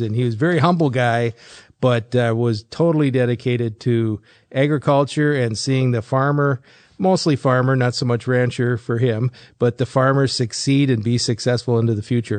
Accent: Fargo, North Dakota, United States; I grew up in Fargo

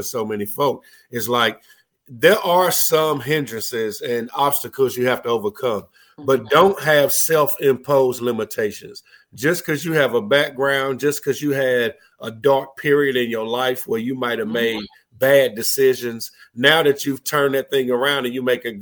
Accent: Winston-Salem, North Carolina, United States; I'm from Winston-Salem, about 2 hours up I-40 from Asheville

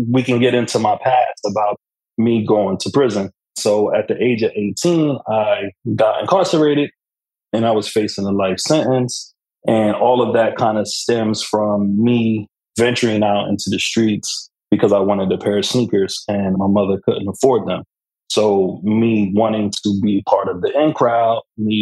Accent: Camden, New Jersey, United States; I am from Camden, New Jersey

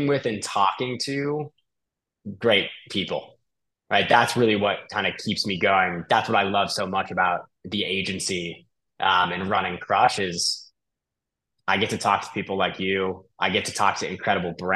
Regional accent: Bay Area, just north of San Francisco, California, United States; I'm originally from California, the Bay Area, just north of San Francisco

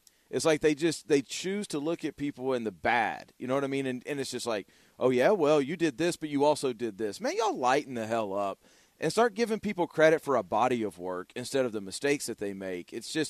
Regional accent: Louisiana, United States; born there; also born or lived in Arkansas; I was born in Louisiana, and then I lived in Arkansas for 8 years before I moved here.

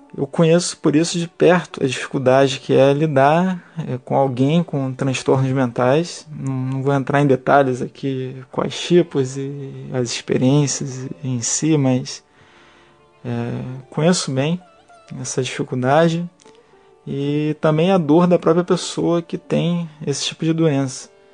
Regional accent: Rio de Janeiro, Brazil; nascido e criado na Ilha do Governador, zona norte do Rio de Janeiro

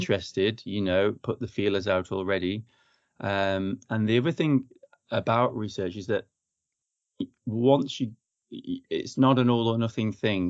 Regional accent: Chorley, North West England, United Kingdom; moved away as an adult; also born or lived in London / Croydon / Brighton / New Zealand; now in Bath, United Kingdom; originally, I'm from the Northwest. I'm from Chorley, Lancashire

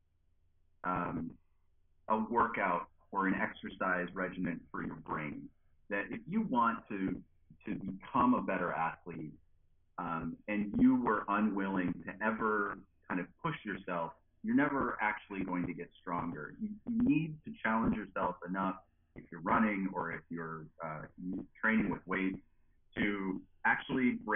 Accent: just outside of Buffalo, New York, United States; moved away as an adult; also born or lived in Durham, North Carolina / Madison, Wisconsin; now in Starkville, United States; I am originally from just outside of Buffalo, New York, right near Niagara Falls

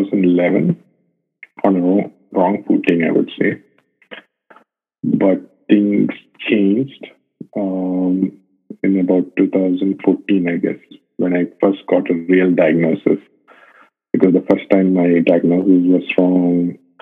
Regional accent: India; moved away as an adult; now in Dubai, United Arab Emirates; I'm based in Dubai. I've been here for about 6 years. I'm basically from India

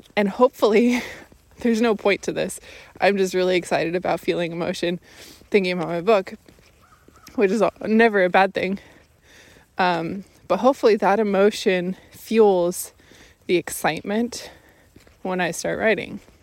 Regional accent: Washington, United States; moved away; my home state, Washington State

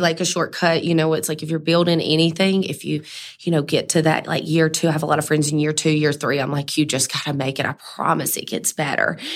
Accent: Mississippi, United States; I'm from Mississippi, so that's really where the diva brand started.

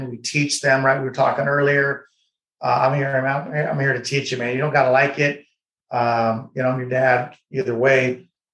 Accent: United States; as an American, as someone who's fought for this country

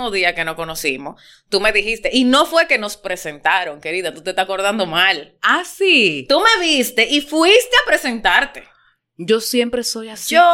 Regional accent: Dominican Republic; now in Panama; como dominicana aquí en Panamá

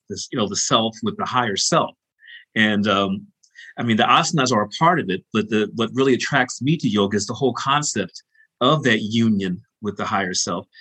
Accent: Chicago, Illinois, United States; the rich background that we share growing up in Chicago

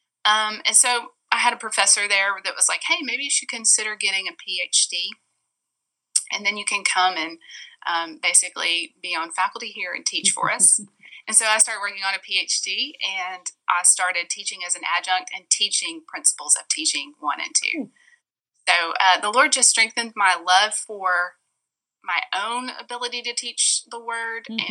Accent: Florence, Alabama, United States; I went to a state school in my hometown, University of North Alabama.

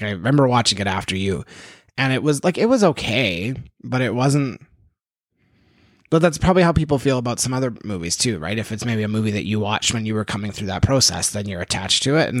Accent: Cabri, Saskatchewan, Canada; or like just down the highway from where I grew up in Cabri, I think, around there.

